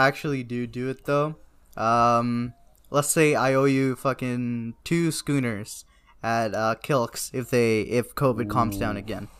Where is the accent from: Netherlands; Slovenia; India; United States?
India; South India; Okay, because I'm South Indian, right?